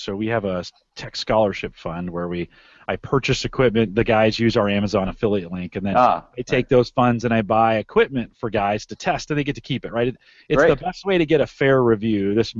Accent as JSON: {"language": "English", "town": "San Jose", "region": "California", "country": "United States", "tie": "born or raised there", "moved": "as an adult", "lives_now": "Omaha, United States", "said": "No, that's my hometown. So I grew up in San Jose. Yeah, I graduated from high school there. Moved away, did some military time, and then moved out to the Midwest here. Mike and I are both located in the Omaha, Nebraska area."}